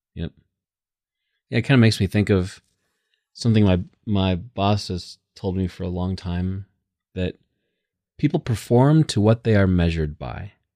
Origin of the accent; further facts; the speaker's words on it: United States; I'm super American